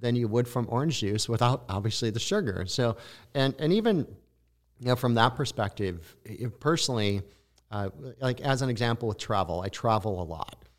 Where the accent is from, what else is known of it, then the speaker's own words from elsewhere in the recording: Midwest, United States; moved away; I'm initially from the Midwest